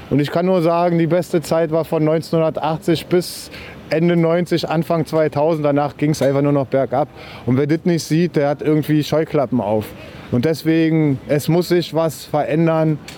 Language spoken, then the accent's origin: German; Berlin, Germany; Hey, ich bin kein Rechter, ich komme aus Wedding, meine Freunde sind Polen, Russen, Araber, Jugoslawen.